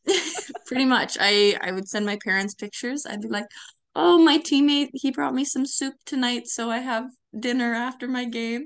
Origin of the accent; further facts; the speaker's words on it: Victoria Harbour, Ontario, Canada; moved away as an adult; also born or lived in Ottawa Valley; now in Pembroke, Canada; I grew up in Victoria Harbor